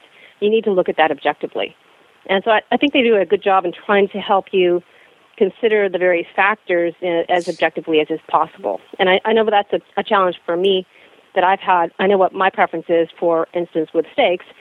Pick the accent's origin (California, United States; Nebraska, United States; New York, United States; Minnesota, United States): California, United States; San Francisco Bay Area; now in Toronto, Canada; I'm from the San Francisco Bay Area, and I live in Toronto